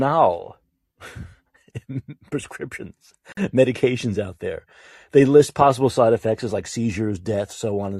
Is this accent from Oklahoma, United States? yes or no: no; New York, United States; I'm a New Yorker